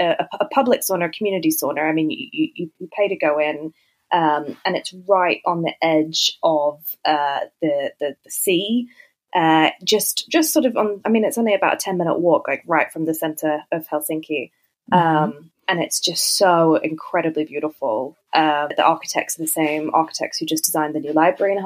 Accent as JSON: {"language": "English", "town": "Sydney", "region": "New South Wales", "country": "Australia", "moved": "yes", "said": "I'm from Sydney originally"}